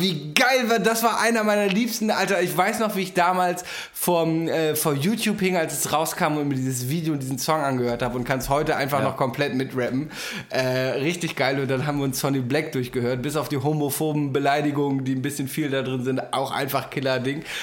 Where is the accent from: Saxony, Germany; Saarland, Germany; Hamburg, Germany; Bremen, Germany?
Hamburg, Germany; Weiß ich als Hamburger